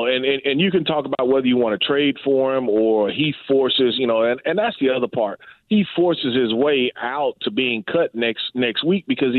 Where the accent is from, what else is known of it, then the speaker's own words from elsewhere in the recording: Mississippi, United States; And so, like, we got from my hometown to this day, we got guys that go offshore. I mean, Scott County, Smith County, all of the area, Leak, those are offshore guys.